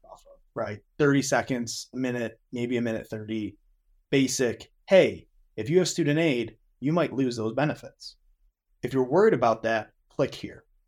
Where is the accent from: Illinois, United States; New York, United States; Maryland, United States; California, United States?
New York, United States; Western; I'm from Western New York